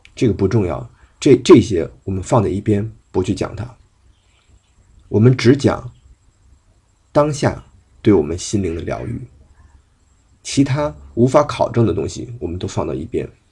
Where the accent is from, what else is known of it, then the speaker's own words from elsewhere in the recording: China; 作为一个中国人